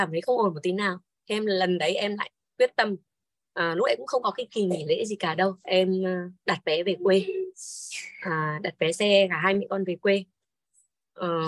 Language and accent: Vietnamese; Hà Tĩnh, Vietnam; now in Hanoi, Vietnam; em mời bố em ra nhà em chơi ở Hà Nội ấy quê em là ở Hà Tĩnh còn uh